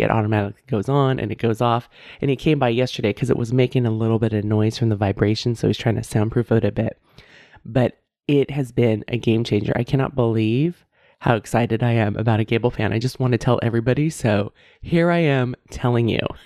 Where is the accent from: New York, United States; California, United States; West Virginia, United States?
California, United States; San Francisco Bay Area; now in Davis, United States; I grew up, I was born and raised in the San Francisco Bay Area